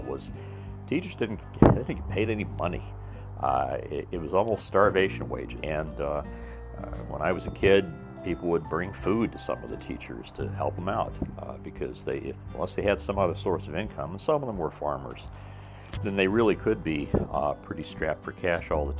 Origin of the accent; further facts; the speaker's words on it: Mitchell, Indiana, United States; in my hometown, which was in the same county and was called Mitchell